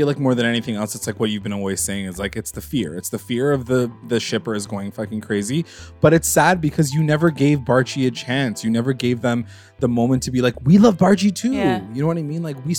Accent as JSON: {"language": "English", "region": "West Virginia", "country": "United States", "said": "So this is going to sound weird, but I am from West Virginia, and I'm very familiar with the Mothman."}